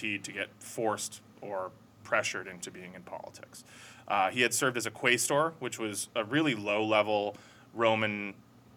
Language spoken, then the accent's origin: English; United States; especially as an American